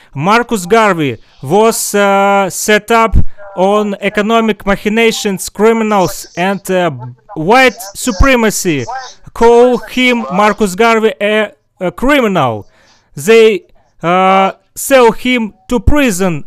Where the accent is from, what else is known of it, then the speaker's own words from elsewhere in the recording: Russia; English is a second language; I'm far from New York. I'm far from USA. I'm from Russia.